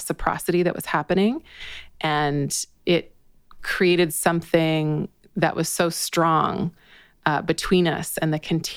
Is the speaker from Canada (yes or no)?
yes; British Columbia, Canada; moved away; also born or lived in Toronto; I grew up in British Columbia.